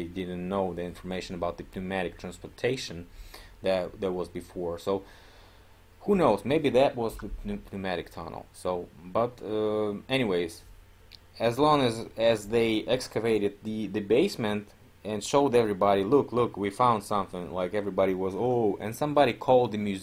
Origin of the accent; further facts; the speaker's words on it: Omsk, Omsk Oblast, Russia; Omsk, my hometown